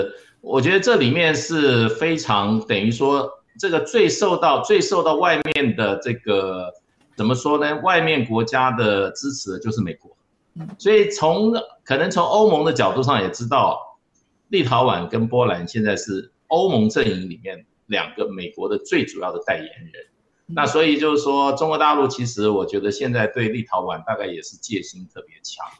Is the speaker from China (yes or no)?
no; Taiwan; 在我们就是说，我们台湾这边在外面设立代表机构的这个这个上面哈